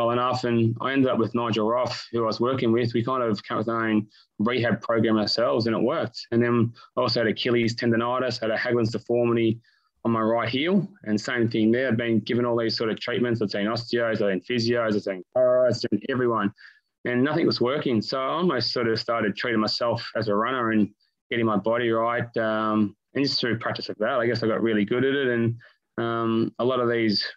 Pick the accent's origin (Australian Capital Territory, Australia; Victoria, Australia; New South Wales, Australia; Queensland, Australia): Victoria, Australia; Melbourne; So born and bred in Melbourne. I'm one of eight kids. I'm a seventh child, so five brothers, two sisters. Grew up in Doncaster.